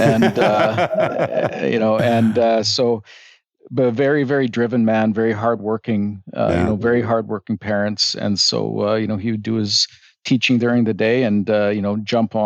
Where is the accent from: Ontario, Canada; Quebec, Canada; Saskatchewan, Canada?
Saskatchewan, Canada; northern; moved away as an adult; now in Calgary, Canada; I grew up on a small hobby farm in northern Saskatchewan